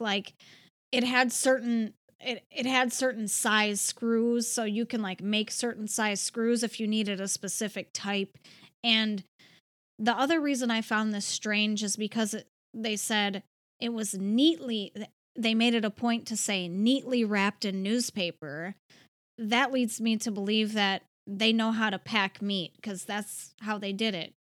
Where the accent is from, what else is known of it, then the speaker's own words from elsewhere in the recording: Cleveland, Ohio, United States; So Cleveland is my hometown